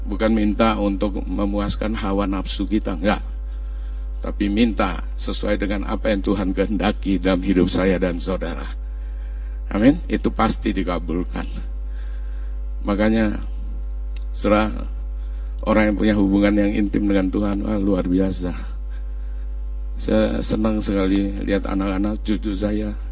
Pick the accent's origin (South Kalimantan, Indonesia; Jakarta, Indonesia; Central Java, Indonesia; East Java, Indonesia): Central Java, Indonesia; Kudus; Ini Kudus, kota Kudus. Ya Aku orang Kudus.